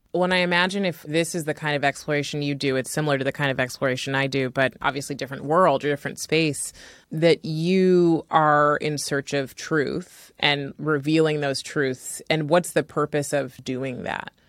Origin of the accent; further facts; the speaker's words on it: California, United States; as an American-born and Californian on top of that, California is such a hodgepodge of food, you know, and so I grew up eating all sorts of food.